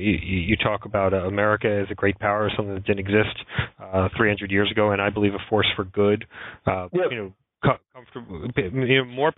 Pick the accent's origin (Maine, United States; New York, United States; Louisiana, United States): New York, United States; born or raised there